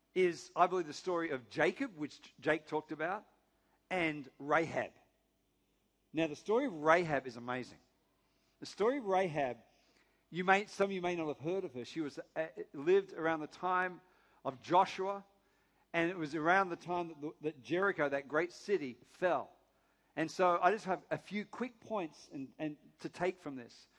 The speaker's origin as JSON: {"language": "English", "town": "Sydney", "region": "New South Wales", "country": "Australia", "said": "From Northern Beaches"}